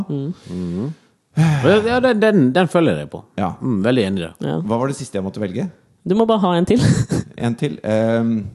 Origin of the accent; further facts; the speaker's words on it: Norway; jeg er Norsk, veldig norskhet.